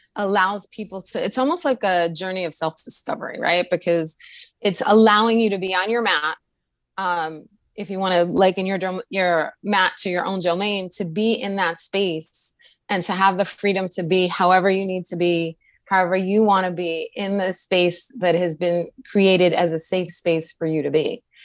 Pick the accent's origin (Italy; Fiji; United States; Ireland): United States; New York City, New York; I am a native to New York City, where I currently live